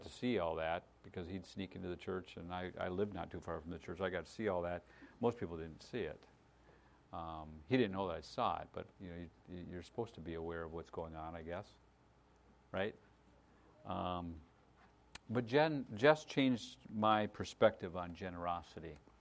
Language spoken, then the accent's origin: English; United States; I grew up in America